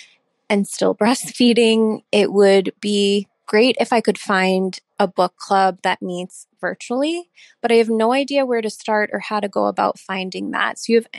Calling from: Massachusetts, United States; I am calling from the South Shore of Massachusetts.

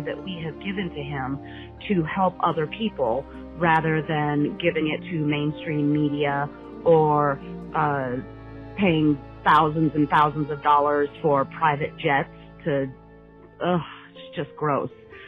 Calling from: Aravaca, Arizona, United States; I'm calling from Aravaca, Arizona

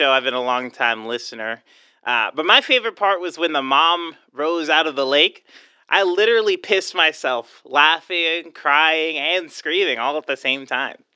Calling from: Greensboro, North Carolina, United States; from Greensboro, North Carolina.

